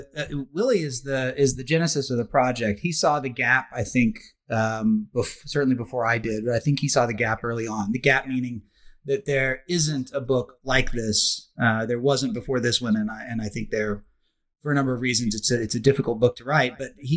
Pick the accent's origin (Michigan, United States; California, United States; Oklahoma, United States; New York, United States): Oklahoma, United States; I grew up in Oklahoma, which is Indian country, Indian territory. So I grew up surrounded in a way that is probably rather uncommon at the time, surrounded by indigenous culture.